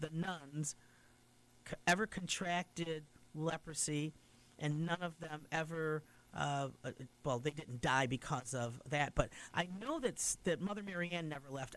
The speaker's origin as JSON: {"language": "English", "town": "Utica", "region": "New York", "country": "United States", "tie": "born or raised there", "said": "that was my original home church when we first, when our family first came to Utica in 1954"}